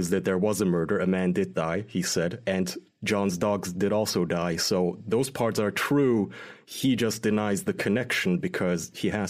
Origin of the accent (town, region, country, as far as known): Turkey